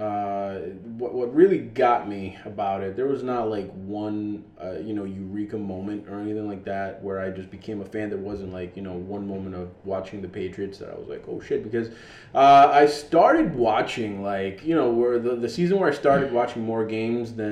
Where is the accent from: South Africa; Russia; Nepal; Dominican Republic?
Dominican Republic; moved away; I am Dominican. I am originally from the Dominican Republic